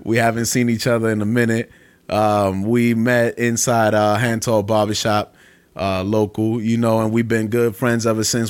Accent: Brooklyn, New York, United States; moved away; I'm from Brooklyn my whole life

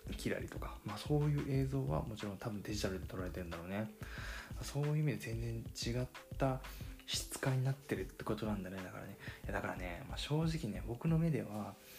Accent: Fukuoka, Japan; accent: Hakata dialect; 僕、博多弁ネイティブなんで

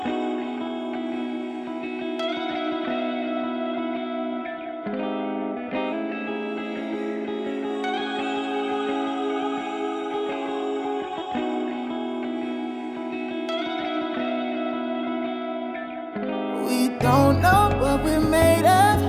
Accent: New Jersey, United States; now in New Orleans, United States; I am originally from New Jersey

